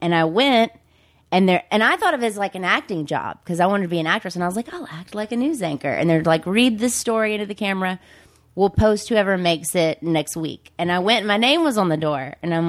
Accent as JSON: {"language": "English", "region": "Mississippi", "country": "United States", "said": "come from Mississippi. But this, I've been here for so long now, even though you hear my accent, it's not like I just fell off the pumpkin truck."}